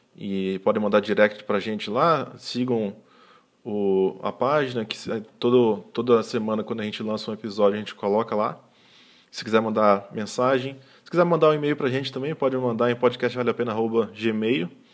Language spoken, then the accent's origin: Portuguese; Espírito Santo, Brazil; Eu nasci no Espírito Santo, mas meu pai é do interior do Ceará